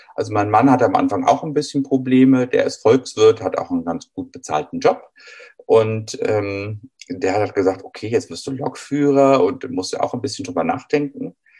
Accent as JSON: {"language": "German", "town": "Düsseldorf", "region": "North Rhine-Westphalia", "country": "Germany", "tie": "born or raised there", "said": "Ich selber bin in einer Straßenbahnstadt in Düsseldorf groß geworden"}